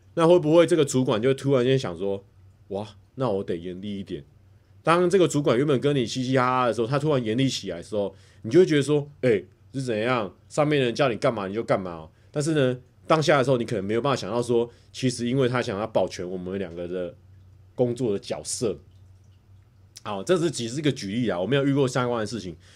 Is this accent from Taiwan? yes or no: yes; Taichung, Taiwan; 我在台中长大，我有一个爸爸、一个妈妈